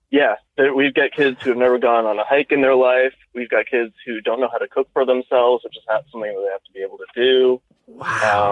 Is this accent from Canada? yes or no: no; United States; moved away as an adult; it was near DC